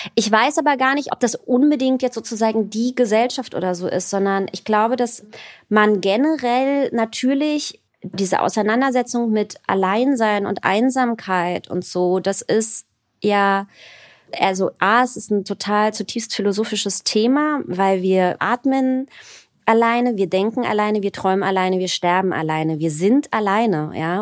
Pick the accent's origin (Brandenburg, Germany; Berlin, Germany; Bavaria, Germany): Berlin, Germany; also born or lived in Tel Aviv; ich bin ja in Berlin geboren und in Berlin auch aufgewachsen